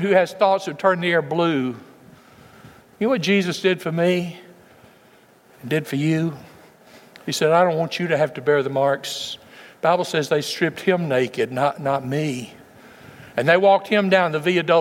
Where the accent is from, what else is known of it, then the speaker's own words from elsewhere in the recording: West Tennessee, United States; When I was a boy growing up in West Tennessee